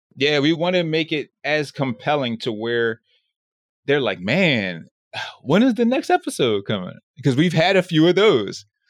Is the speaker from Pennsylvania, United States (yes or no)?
yes; Philadelphia, Pennsylvania, United States; now in Los Angeles, United States; Philly, which is my hometown